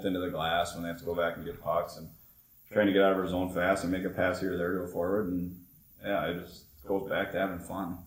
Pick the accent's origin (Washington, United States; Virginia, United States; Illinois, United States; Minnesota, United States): Minnesota, United States; South St. Paul; where I grew up in Minnesota, South St. Paul